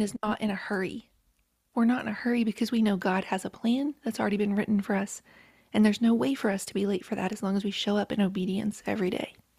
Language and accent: English; rural West Virginia, United States; moved away; I grew up in a trailer, single white trailer in rural West Virginia